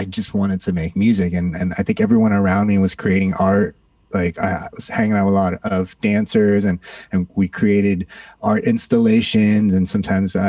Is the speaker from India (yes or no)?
no; Toronto, Ontario, Canada; also born or lived in Singapore; now in New York, United States; I grew up in Singapore, born in Singapore, grew up in Canada, Toronto, Canada